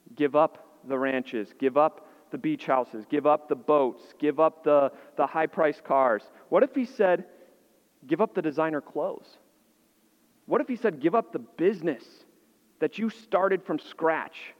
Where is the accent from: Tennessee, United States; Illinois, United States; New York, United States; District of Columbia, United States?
Illinois, United States; moved away; I grew up in Illinois, and so we had snow